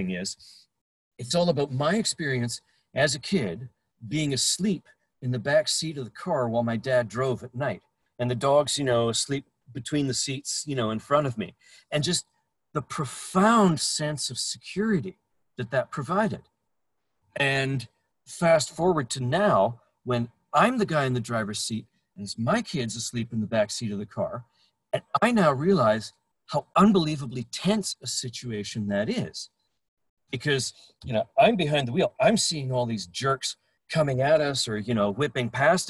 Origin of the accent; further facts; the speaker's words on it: Brandon, Manitoba, Canada; Growing up in Brandon, Manitoba